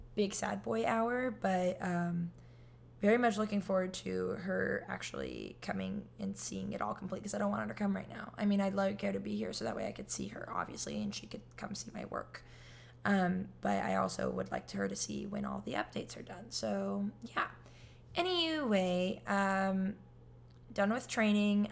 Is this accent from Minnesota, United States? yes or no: no; California, United States; moved away as an adult; now in Florida, United States; I'm in Florida and I'm from California